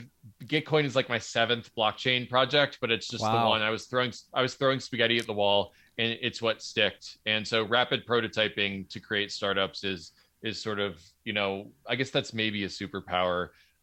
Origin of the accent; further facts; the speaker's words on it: Pennsylvania, United States; I'm from Southeastern Pennsylvania, and my father was a physics professor.